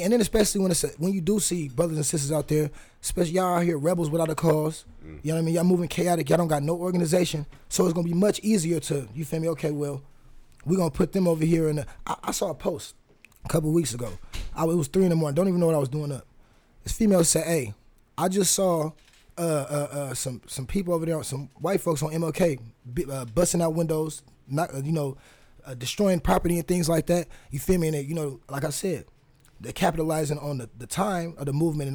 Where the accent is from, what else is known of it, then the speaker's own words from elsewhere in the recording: Fresno, California, United States; also born or lived in Oakland, California; now in Portland, United States; I grew up in Fresno, California.